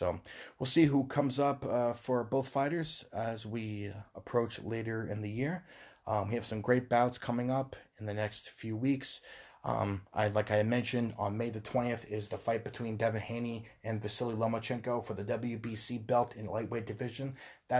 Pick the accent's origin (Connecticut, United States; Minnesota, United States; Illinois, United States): Connecticut, United States; Knicks fan growing up in Connecticut. Always been here.